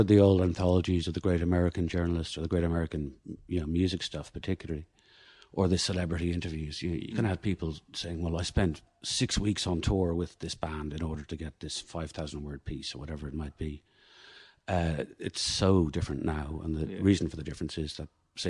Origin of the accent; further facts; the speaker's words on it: Galway, Connacht, Ireland; also born or lived in Dublin / Leitrim / Thailand; moved to Galway when I was about six, and grew up in Galway